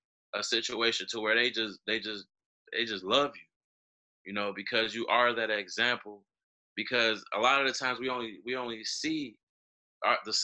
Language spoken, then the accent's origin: English; Chicago, Illinois, United States; as a young black man growing up in Chicago